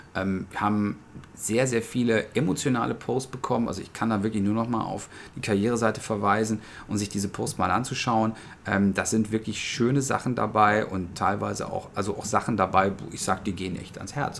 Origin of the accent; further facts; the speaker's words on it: Essen, North Rhine-Westphalia, Germany; ich bin äh, gebürtiger Essener